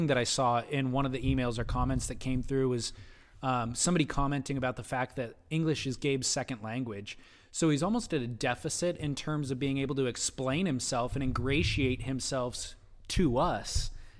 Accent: New Jersey, United States; now in California, United States; I took up surfing at a young age in New Jersey, my home state, and fell in love with the surf culture of Okinawa, my first duty station, and finally made roots here in Southern California in 2006.

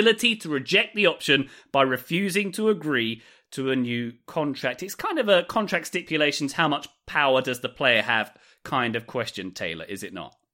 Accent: Scotland, United Kingdom; I'm Scottish.

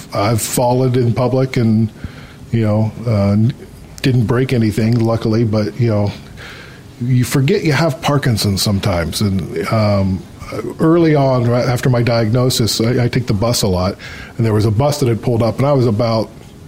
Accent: Ohio, United States; I'm from Ohio. I'm originally from the United States, and I've lived all over the States.

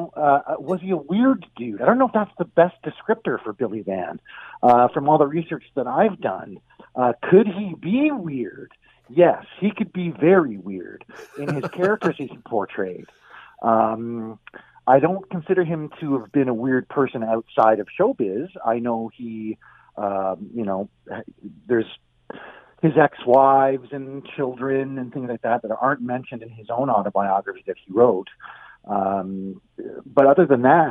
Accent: Niagara-on-the-Lake, Ontario, Canada; I grew up in Niagara on the Lake, and very luckily, on the farm that I grew up on

